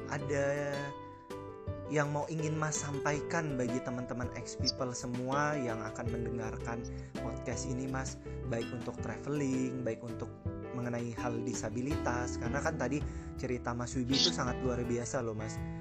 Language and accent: Indonesian; Jambi, Indonesia; nanti mampir hmm. ke kampungku ya mas Jambi mas